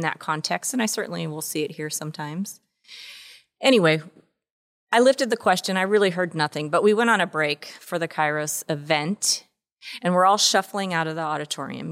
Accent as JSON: {"language": "English", "region": "Washington", "country": "United States", "tie": "born or raised there", "also_born_or_lived": "Texas", "moved": "yes", "said": "I grew up in Washington State"}